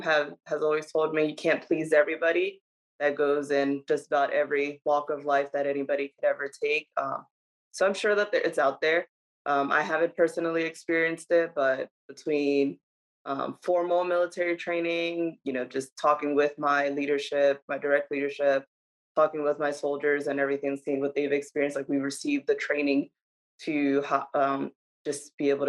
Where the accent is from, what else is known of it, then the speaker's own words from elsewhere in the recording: New Jersey, United States; also born or lived in Dominican Republic; I'm originally from Dominican Republic, but state-wise, I'm from New Jersey.